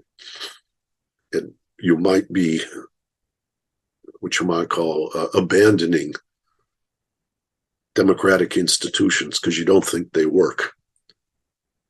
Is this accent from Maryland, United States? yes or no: no; Michigan, United States; I grew up in Michigan